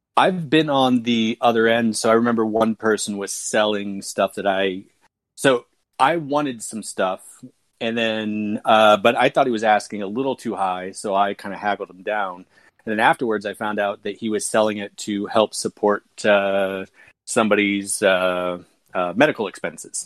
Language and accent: English; United States; also born or lived in Krakow, Poland; I was living in Poland as an American immigrant.